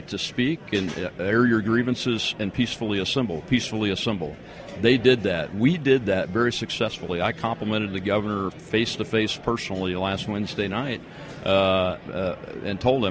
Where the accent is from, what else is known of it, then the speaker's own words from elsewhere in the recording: Louisiana, United States; I'm from Louisiana